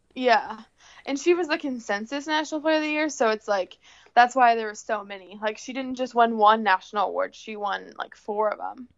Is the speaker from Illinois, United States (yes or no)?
yes; Plano, Illinois, United States; moved away as an adult; now in Iowa, United States; I'm originally from Plano, Illinois, Plano. small town. Yeah, Plano Games. Uh small town southwest of Chicago. Um I came to Iowa when I for college